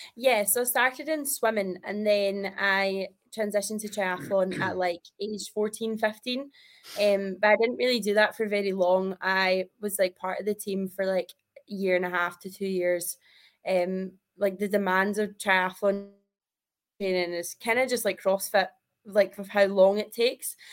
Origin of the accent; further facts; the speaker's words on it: Kirkintilloch, Scotland, United Kingdom; I am from Kirkintilloch, which is like 20 minutes outside of Glasgow